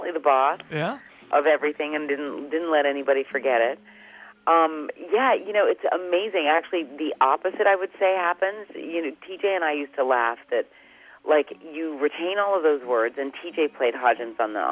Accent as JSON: {"language": "English", "country": "Canada", "said": "being Canadian"}